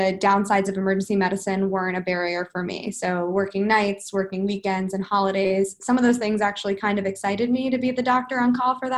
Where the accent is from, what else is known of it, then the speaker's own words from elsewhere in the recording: New York, United States; moved away as an adult; also born or lived in New Jersey; I grew up in New York